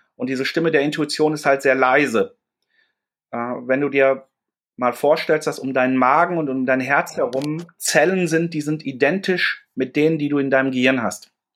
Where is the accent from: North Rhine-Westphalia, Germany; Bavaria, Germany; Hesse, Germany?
North Rhine-Westphalia, Germany; Dortmund; now in Hamburg, Germany; bin ich ein Kind des Ruhrgebiets. Ich bin in Dortmund groß geworden